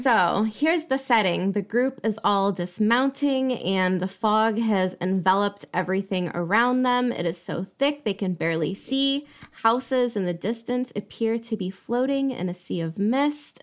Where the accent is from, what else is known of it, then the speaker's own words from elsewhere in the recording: United States; now in Europe; Being an American living in Europe